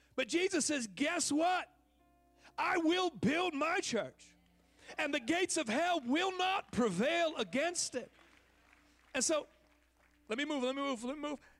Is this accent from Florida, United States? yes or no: no; Oakland, California, United States; now in Texas, United States; I'm from Oaktown